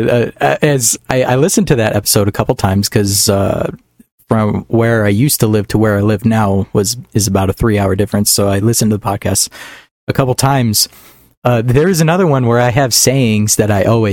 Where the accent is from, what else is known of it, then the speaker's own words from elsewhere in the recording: northern Minnesota, United States; I'm not Canadian, though. I grew up in northern Minnesota